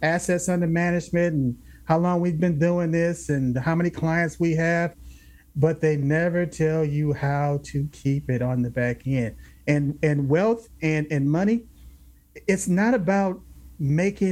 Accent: Los Angeles, California, United States; I grew up in South Central LA.

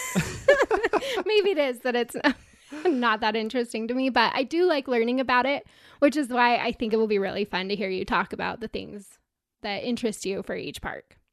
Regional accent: Utah, United States; I'm a girl from Utah

